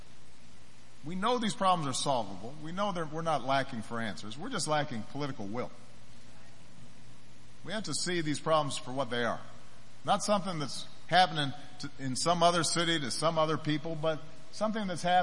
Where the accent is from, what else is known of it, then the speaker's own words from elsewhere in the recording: Chicago, Illinois, United States; my hometown in Chicago